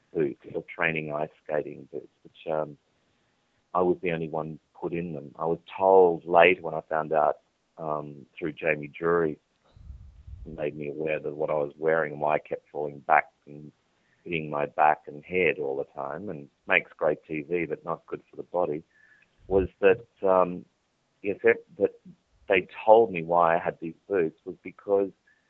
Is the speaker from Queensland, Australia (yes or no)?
yes; Charleville, Queensland, Australia; I was born in Charleville in central Queensland, which is a sheep country.